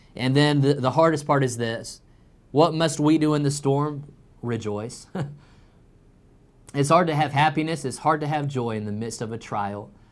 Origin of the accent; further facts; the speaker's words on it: Illinois, United States; now in North Carolina, United States; growing up in Illinois